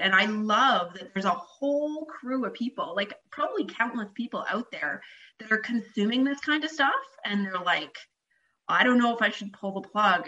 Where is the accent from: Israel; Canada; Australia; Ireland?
Canada; I'm Canadian.